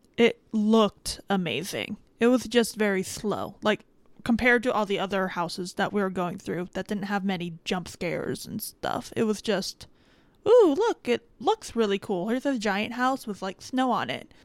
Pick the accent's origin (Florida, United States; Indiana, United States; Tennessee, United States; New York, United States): Florida, United States; Miami; I am from the Miami area.